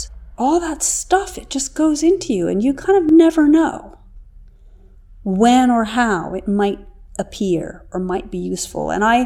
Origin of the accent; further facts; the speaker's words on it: New York City, New York, United States; I grew up in New York City